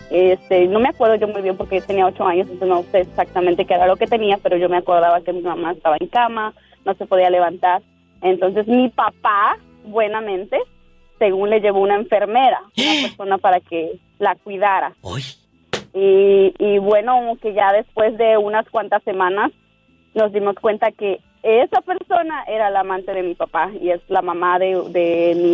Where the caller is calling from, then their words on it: Wisconsin, United States; No, no es cierto, Diva. No es cierto, Diva. … de Wisconsin.